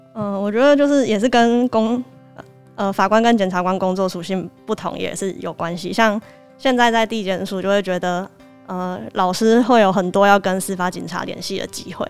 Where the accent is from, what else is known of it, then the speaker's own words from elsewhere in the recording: Kaohsiung, Taiwan; 我是高雄人